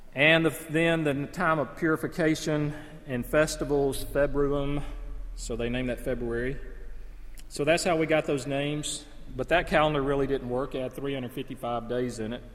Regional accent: North Alabama, United States; I lived in uh, North Alabama

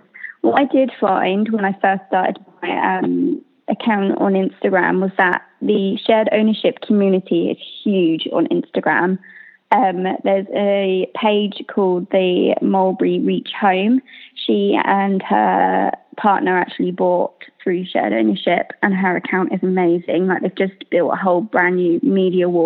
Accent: Hampshire, South East England, United Kingdom; I'm from Hampshire

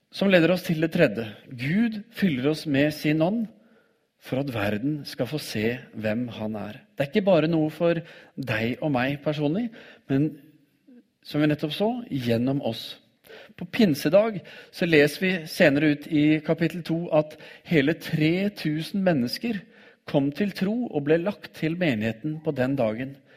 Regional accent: Oslo, Norway; når jeg vokste opp som tenåring i Oslo

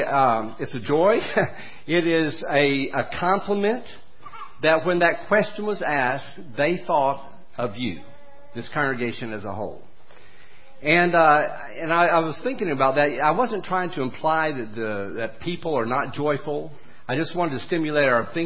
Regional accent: United States; I was born in America with Christian parents

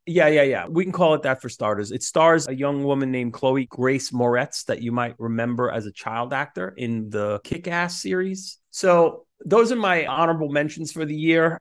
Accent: New York City, New York, United States; Staten Island, where I grew up

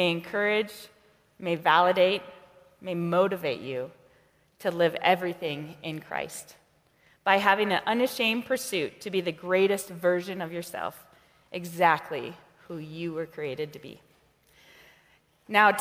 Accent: Montana, United States; moved away as an adult; also born or lived in North Dakota / South Dakota / Marshall Islands; now in Washington, United States; I was born in North Dakota. I was raised in the great state of Montana.

